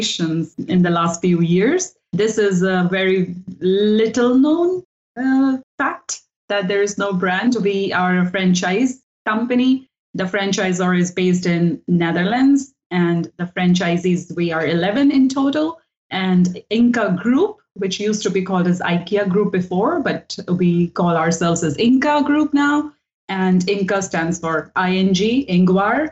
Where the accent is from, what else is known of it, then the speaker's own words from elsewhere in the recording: Delhi, India; moved away as an adult; now in Sweden; So I come from Delhi, which is the capital city of India. And I have been born and brought up there